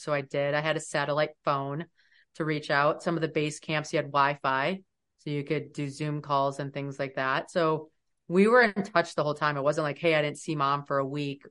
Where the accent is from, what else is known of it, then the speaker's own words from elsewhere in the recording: United States; especially as an American